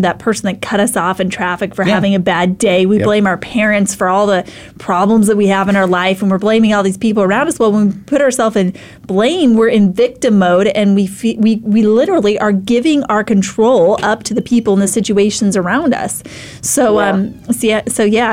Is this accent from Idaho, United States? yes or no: yes; Idaho, United States; now in Arizona, United States; I grew up in Idaho